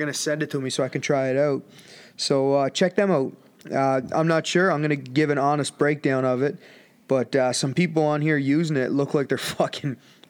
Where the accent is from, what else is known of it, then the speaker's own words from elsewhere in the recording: Canada; So... we're Canadians because we're from Canada.